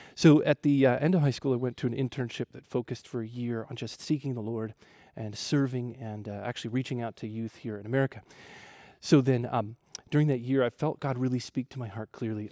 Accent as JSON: {"language": "English", "region": "Ohio", "country": "United States", "tie": "born or raised there", "moved": "as an adult", "lives_now": "Wamena, Indonesia", "said": "I grew up in Ohio"}